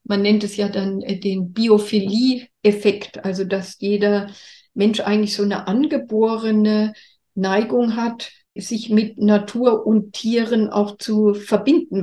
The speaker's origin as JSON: {"language": "German", "country": "Germany", "said": "bei uns in Deutschland"}